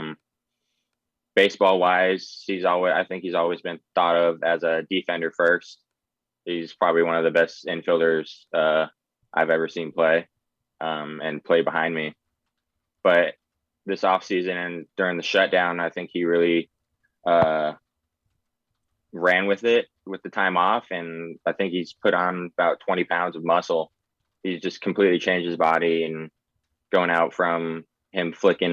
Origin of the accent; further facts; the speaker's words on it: Oregon, United States; I grew up in Oregon for like 13 years